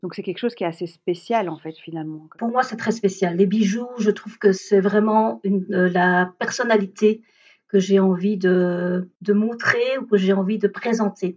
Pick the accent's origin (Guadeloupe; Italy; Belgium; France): Belgium; also born or lived in India / Braine-l'Alleud, Belgium; je suis originaire de l'Inde. J'ai été adoptée à l'âge de 3 ans et demi et j'ai été adoptée par une famille belge